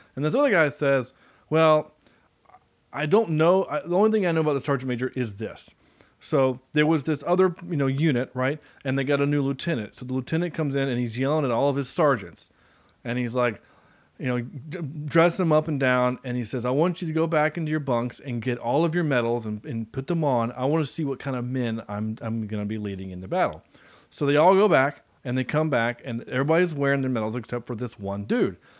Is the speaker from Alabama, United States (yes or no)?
no; High Point, North Carolina, United States; from High Point, North Carolina, which is where I'm from